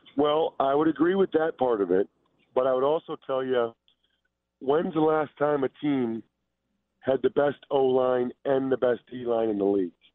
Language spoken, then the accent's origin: English; Philadelphia, Pennsylvania, United States; I'm from Philadelphia, and I grew up an Eagles fan